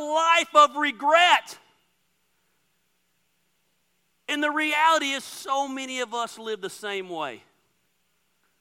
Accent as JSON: {"language": "English", "town": "Dacula", "region": "Georgia", "country": "United States", "tie": "born or raised there", "moved": "yes", "said": "I grew up in Decula my whole life"}